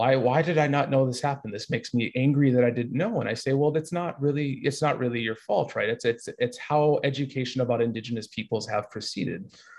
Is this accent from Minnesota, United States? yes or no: yes; Twin Cities, Minnesota, United States; now in Victoria, Canada; I was fortunate enough when I grew up in the Twin Cities that I went to a school that actually had a Native education program.